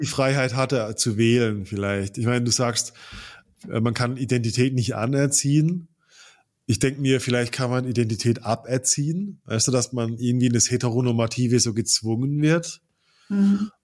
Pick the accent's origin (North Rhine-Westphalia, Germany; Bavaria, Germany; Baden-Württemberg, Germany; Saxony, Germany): Baden-Württemberg, Germany; moved away; aus der Baden-Württemberg-Ecke, aus der ich komme